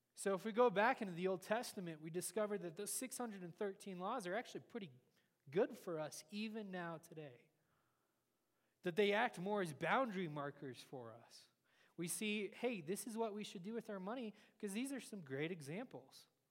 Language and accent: English; United States